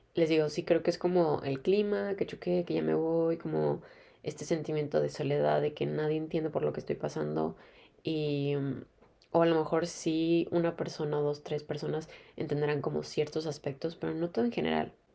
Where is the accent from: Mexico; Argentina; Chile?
Mexico; moved away; soy de México, ustedes saben, o sea, siempre hay sol en México